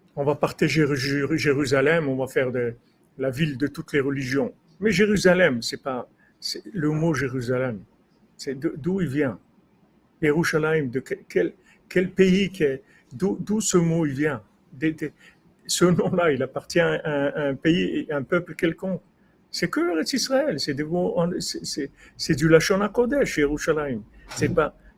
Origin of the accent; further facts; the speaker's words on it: Rabat, Rabat-Salé-Kénitra, Morocco; moved away; Quand j'étais jeune au Maroc, à Rabat